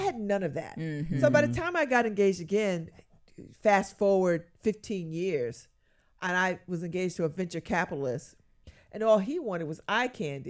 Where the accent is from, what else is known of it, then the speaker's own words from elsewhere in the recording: Connecticut, United States; And they thought that I was to the manor born because I was from Connecticut and I was black and I spoke well.